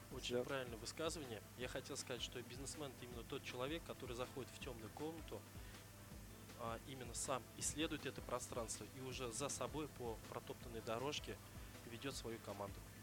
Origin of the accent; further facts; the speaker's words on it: Zainsk, Tatarstan, Russia; moved away as an adult; now in Kazan, Russia; Сам я родом из Заинска